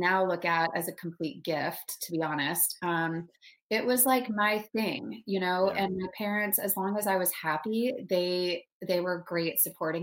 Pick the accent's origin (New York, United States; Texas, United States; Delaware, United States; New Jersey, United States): Texas, United States; Dallas; moved away as an adult; also born or lived in Denver, Colorado / Michigan; I was raised in a suburb in Dallas, Texas, which, you know, I don't have the accent all the time, but I can totally throw it on